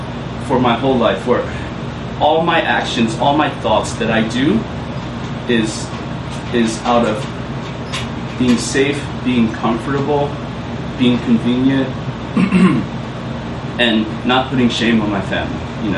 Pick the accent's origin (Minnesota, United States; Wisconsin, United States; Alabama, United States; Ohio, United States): Minnesota, United States; Minneapolis; born there; I was born in Minneapolis, up north where it's cold and it's like 8 months winter and 2 months of summer